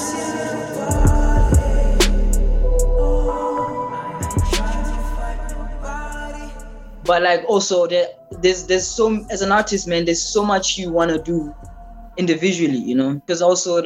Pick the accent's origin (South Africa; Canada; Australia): South Africa; as a South African musician